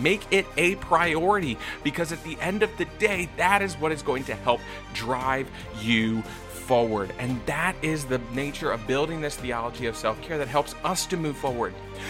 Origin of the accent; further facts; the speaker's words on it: Virginia Beach, Virginia, United States; moved away as an adult; I grew up in Virginia Beach back in the early 2000s. I graduated high school in 2007.